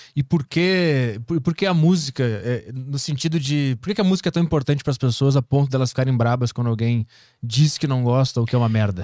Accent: South Region, Brazil; sou do Sul

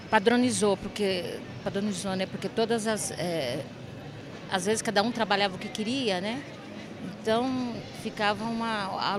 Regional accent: Pereira Barreto, São Paulo, Brazil; eu sou de Pereira Barreto, eu estudei em Pereira Barreto, Guararapes.

